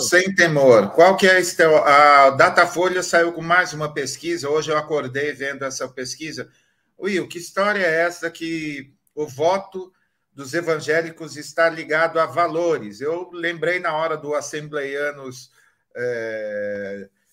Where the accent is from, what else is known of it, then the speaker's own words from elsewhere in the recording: Marília, São Paulo, Brazil; Eu sou de Marília